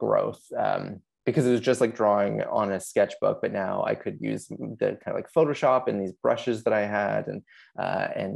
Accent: Kitchener, Ontario, Canada; also born or lived in Australia; I'm from Kitchener, Ontario in Canada

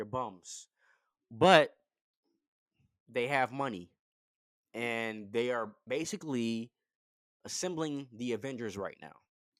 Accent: England, United Kingdom; And being English, I can tell that you guys take this shit to heart.

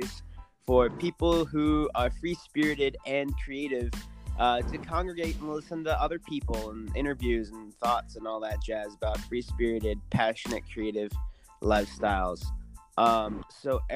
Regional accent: Northern California, United States; now in Austin, United States; I'm from Northern California

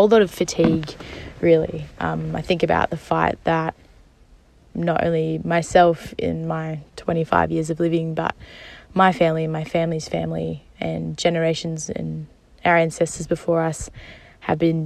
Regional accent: Gubbi Gubbi and Yuggera country, Queensland, Australia; also born or lived in Naarm (Melbourne); now in Melbourne, Australia; I live in Naam, but I grew up on Gubbi Gubbi and Yuggera country.

